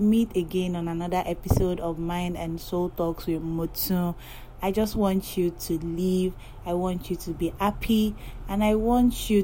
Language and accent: English; Yoruba tribe of Nigeria, Yorubaland, Nigeria; I am from the Yoruba tribe of Nigeria